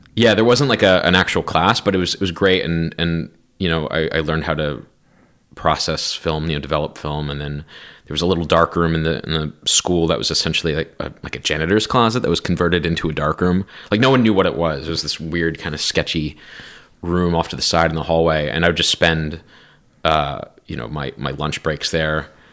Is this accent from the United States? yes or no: yes; New Jersey, United States; growing up in New Jersey